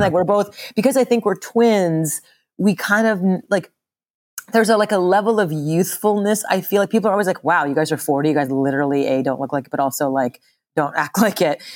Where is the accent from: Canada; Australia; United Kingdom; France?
Canada; Montreal, Quebec; I grew up in Montreal, Canada, um, and my mother's Japanese, my father's from India